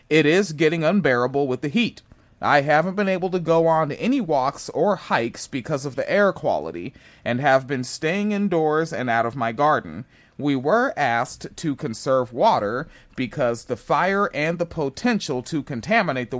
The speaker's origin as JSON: {"language": "English", "town": "Spanaway", "region": "Washington", "country": "United States", "tie": "born or raised there", "said": "I grew up in Spanaway"}